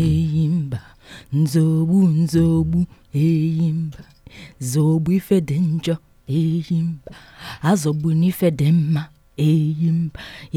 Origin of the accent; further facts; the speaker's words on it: Nigeria; moved away; my time growing up in Nigeria, West Africa.